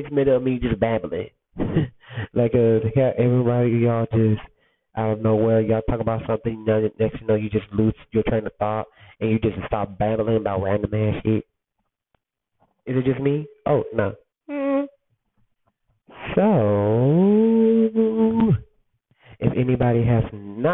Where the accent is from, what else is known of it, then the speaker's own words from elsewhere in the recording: Alabama, United States; also born or lived in Detroit, Michigan; I grew up, I grew up in Alabama, but I'm born in Detroit